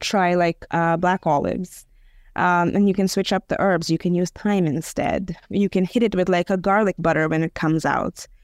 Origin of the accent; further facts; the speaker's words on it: India; I'm, I'm Indian, but my, my husband is Serbian